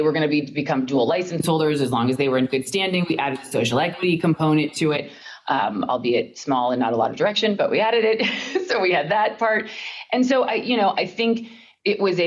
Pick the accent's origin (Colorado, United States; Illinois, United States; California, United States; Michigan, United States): Colorado, United States; moved away; I'm from Colorado originally